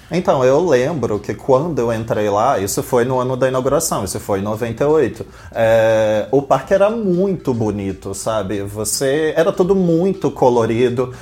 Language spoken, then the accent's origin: Portuguese; Rio de Janeiro, Brazil; Eu, como bom carioca